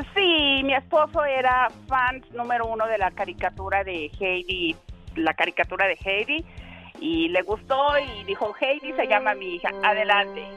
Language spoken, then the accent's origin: Spanish; Pachuca, Hidalgo, Mexico; now in Indianapolis, United States; somos de Hidalgo, de Pachuca Hidalgo.